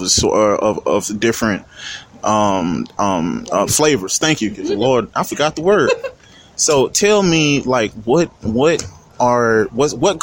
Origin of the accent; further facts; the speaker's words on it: Louisiana, United States; I'm from Louisiana